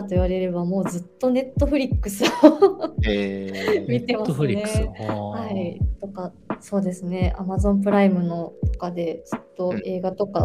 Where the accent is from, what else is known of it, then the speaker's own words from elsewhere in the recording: Kyoto, Japan; moved away as an adult; now in Tokyo, Japan; 出身はあの京都で、